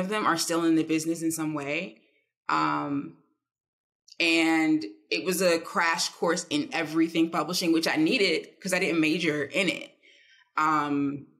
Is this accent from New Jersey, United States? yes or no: yes; East Orange, New Jersey, United States; I'm from East Orange. Like, … grew up a mile away from me